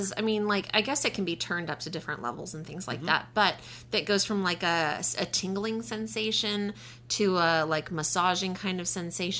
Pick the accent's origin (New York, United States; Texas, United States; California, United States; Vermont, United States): Texas, United States; West; I'm from West Texas.